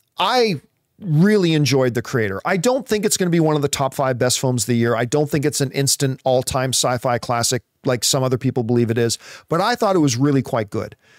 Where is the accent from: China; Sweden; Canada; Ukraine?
Canada; growing up in Canadian winters